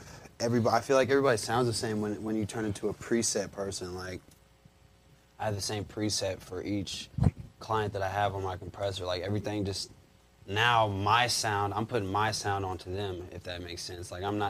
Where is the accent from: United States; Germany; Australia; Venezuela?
United States; Jefferson City, Missouri; Jeff City, Missouri.